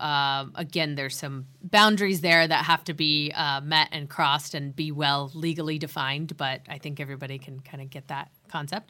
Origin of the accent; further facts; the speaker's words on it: San Diego, California, United States; also born or lived in Santa Barbara, California; growing up in San Diego